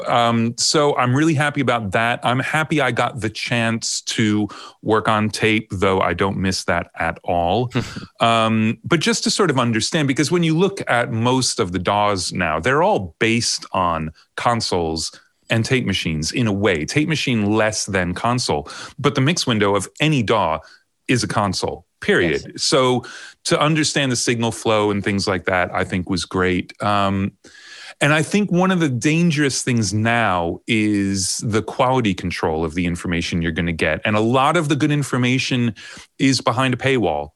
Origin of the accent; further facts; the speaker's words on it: Long Island, New York, United States; moved away as an adult; also born or lived in Ohio / Miami / London; now in United Kingdom; i grew up on long island i was born in ohio then we moved to new york when i was um, i don't know 11 is that right? No, nine, something like that. So I grew up on Long Island uh, all the way through high school